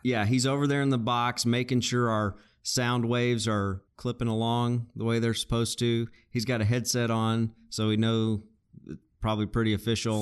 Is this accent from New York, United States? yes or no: no; Arkansas, United States; we're both originally from Arkansas